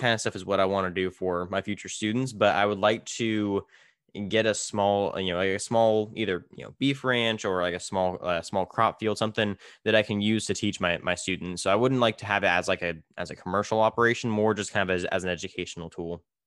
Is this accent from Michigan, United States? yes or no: no; California, United States; now in Minnesota, United States; I'm from California, we grow everything